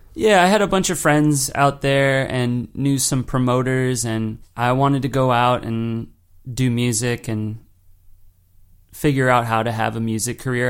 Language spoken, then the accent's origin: English; Los Angeles, California, United States; moved away as an adult; also born or lived in New York; me growing up in Los Angeles and, and, in Los Angeles County